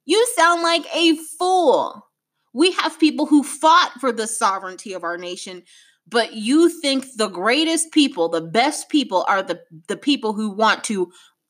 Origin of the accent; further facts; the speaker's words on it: United States; an African-American woman